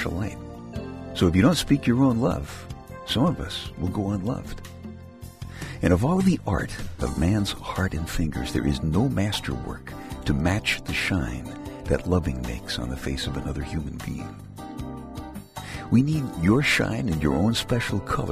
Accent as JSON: {"language": "English", "town": "New York City", "region": "New York", "country": "United States", "said": "I'm from Brooklyn, as in New York City"}